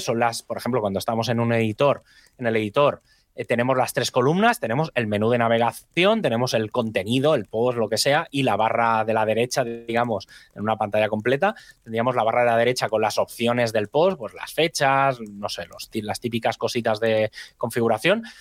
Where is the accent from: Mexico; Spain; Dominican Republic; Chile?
Spain; hablo como español ¿eh? o como latino en este sentido, como hispano